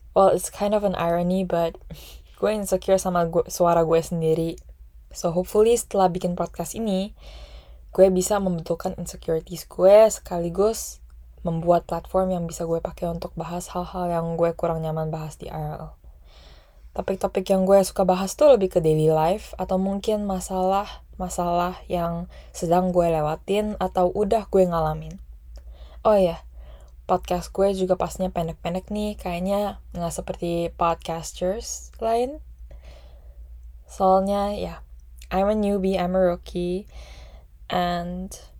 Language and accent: Indonesian; Indonesia; Indonesian is a second language; etnisiti gue adalah Cindo